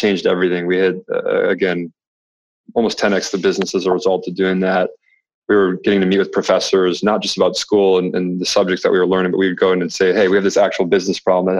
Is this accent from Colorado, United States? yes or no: no; Red Wing, Minnesota, United States; now in Charlotte, United States; I'm from Red Wing, Minnesota, originally